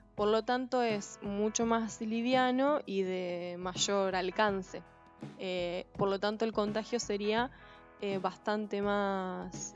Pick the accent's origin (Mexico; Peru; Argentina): Argentina